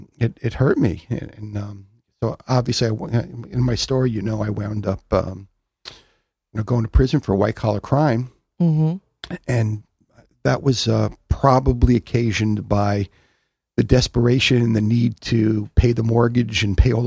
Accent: Long Island, New York, United States; I grew up on Long Island

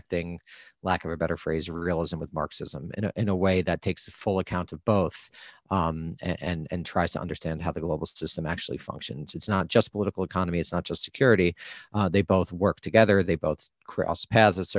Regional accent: United States; as an American

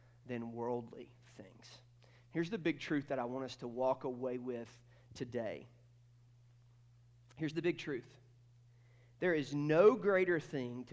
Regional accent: Athens, Georgia, United States; I was born in North Georgia, and I grew up just outside of Athens, Georgia.

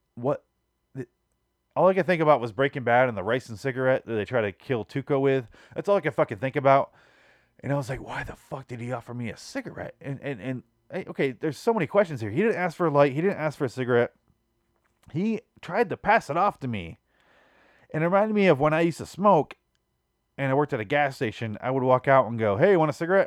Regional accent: Michigan, United States; now in Phoenix, United States; I grew up in Michigan

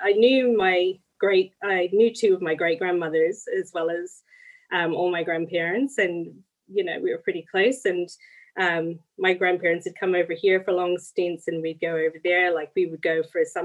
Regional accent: the Midlands of Ireland, Ireland; moved away as an adult; now in Gippsland, Australia; I'm from the Midlands of Ireland

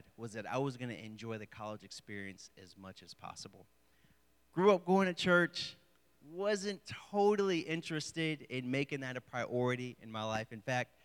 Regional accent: Houston, Texas, United States; moved away as an adult; also born or lived in the South; now in Morgantown, United States

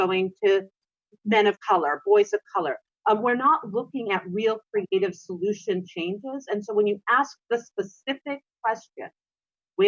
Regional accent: North Dakota, United States; I was raised in North Dakota

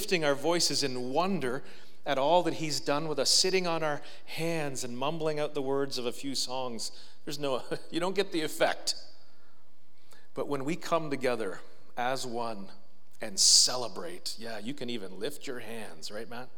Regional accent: Marathon, Ontario, Canada; I grew up in Marathon, Ontario

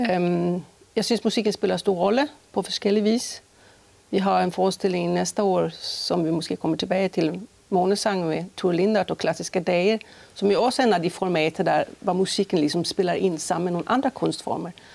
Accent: Stockholm, Stockholm County, Sweden; accent: Swedish; Danish is a second language; moved away as an adult; also born or lived in Skåne / Aarhus; now in Holstebro, Denmark; jeg kommer fra Sverige, øh, født i Stockholm og uddannet i Stockholm

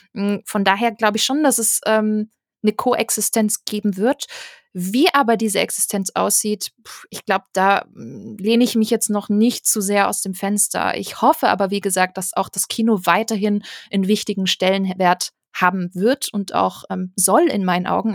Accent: Stuttgart area, Baden-Württemberg, Germany; Ich komme aus der Ecke Stuttgart

